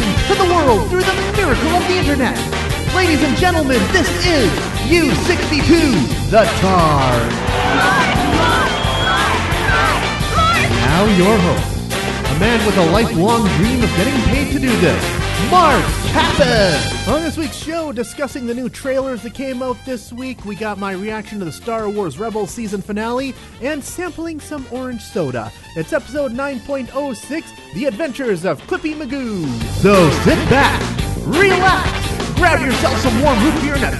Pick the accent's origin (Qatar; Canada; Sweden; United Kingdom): Canada; Entwistle, Alberta; my hometown of Entwistle, Alberta.